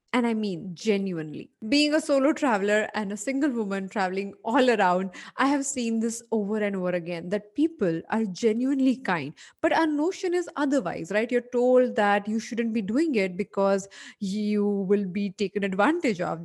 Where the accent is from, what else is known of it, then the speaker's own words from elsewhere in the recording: Mumbai, Maharashtra, India; a person who was born and brought up in Bombay